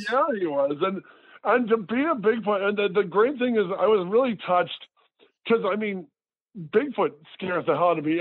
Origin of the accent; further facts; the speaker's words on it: Detroit, Michigan, United States; moved away; I'm from Detroit